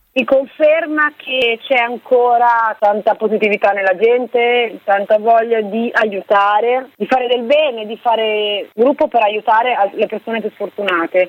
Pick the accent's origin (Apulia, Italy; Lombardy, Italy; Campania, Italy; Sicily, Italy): Lombardy, Italy; Milan; noi siamo di Milano